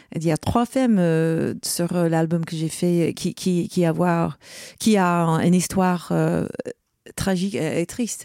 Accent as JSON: {"language": "French", "town": "Rochester", "region": "New York", "country": "United States", "second_language": "French", "moved": "yes", "said": "je viens de Rochester, New York. C'est l'état de New York."}